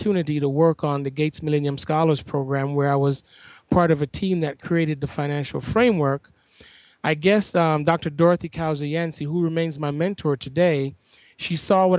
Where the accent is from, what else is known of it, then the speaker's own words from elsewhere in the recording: Kingston, Jamaica; moved away as an adult; also born or lived in Washington, D.C. / Charlotte, North Carolina; now in Ithaca, United States; I'm originally from Kingston, Jamaica, and growing up there